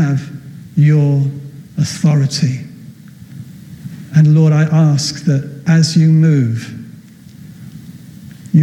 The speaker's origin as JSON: {"language": "English", "region": "Wales", "country": "United Kingdom", "said": "I'm from Wales"}